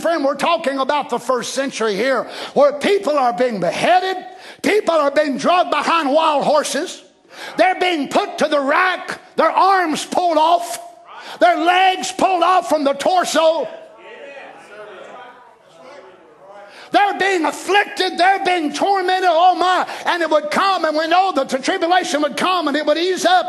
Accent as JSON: {"language": "English", "country": "United States", "said": "I'm an American"}